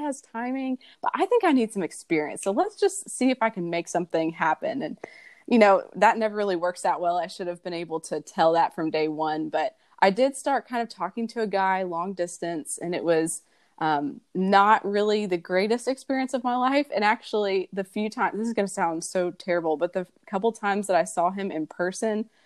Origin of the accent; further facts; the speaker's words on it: Kentucky, United States; I'm from Kentucky. I was born and raised here, lived here almost all my life.